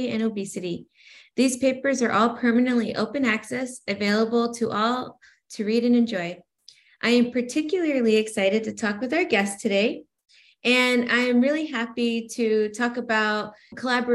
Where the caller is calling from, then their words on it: Bakersfield, California, United States; I am calling in from Bakersfield, California